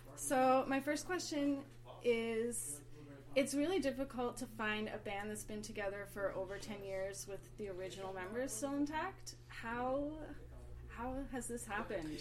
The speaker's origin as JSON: {"language": "English", "town": "Toronto", "region": "Ontario", "country": "Canada", "tie": "born or raised there", "said": "I grew up in Toronto, and the Opera House is a very old hangout of mine"}